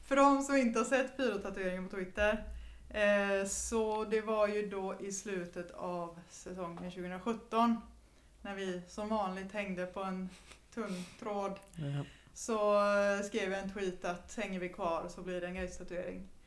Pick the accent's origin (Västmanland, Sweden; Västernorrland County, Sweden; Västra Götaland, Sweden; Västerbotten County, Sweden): Västernorrland County, Sweden; Sollefteå; Jag är från Sollefteå.